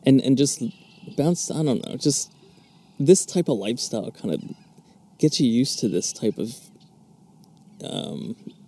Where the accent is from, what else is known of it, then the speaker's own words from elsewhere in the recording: Philadelphia, Pennsylvania, United States; moved away; I'm from Philadelphia area